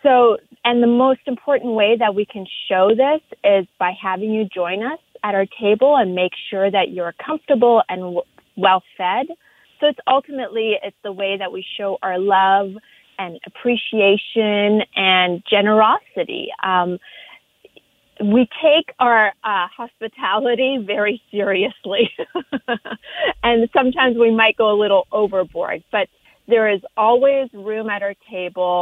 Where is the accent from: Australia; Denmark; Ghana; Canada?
Canada; moved away as an adult; also born or lived in Iran; now in Los Angeles, United States; growing up in Canada